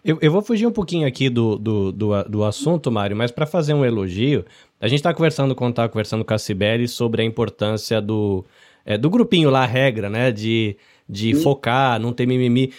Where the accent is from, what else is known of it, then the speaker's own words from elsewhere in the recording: interior of São Paulo, Brazil; also born or lived in Salvador, Bahia; now in Japan; eu sou nascido em Salvador, na Bahia, mas não cresci lá. Cresci no interior de São Paulo.